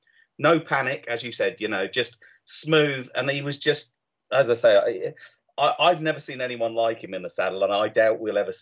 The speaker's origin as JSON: {"language": "English", "town": "Newmarket", "region": "East of England", "country": "United Kingdom", "tie": "born or raised there", "said": "I mean, I grew up in Newmarket"}